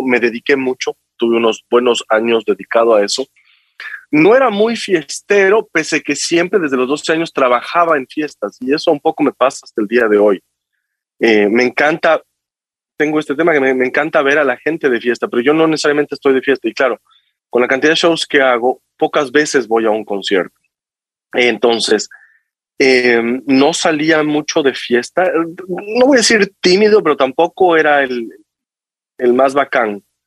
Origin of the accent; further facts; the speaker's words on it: Quito, Pichincha, Ecuador; moved away as an adult; nací en Quito, estudié en Quito hasta mm, todo mi colegio